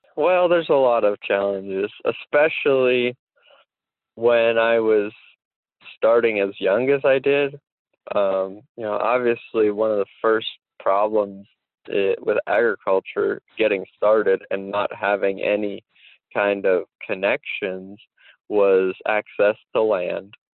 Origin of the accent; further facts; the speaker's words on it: Dauphin County, Pennsylvania, United States; I am from Dauphin County